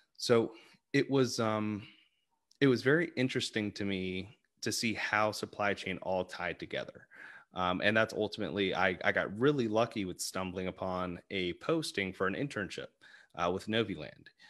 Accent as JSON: {"language": "English", "town": "Arlington", "region": "Virginia", "country": "United States", "said": "I'm originally from the Arlington area, um, in Virginia"}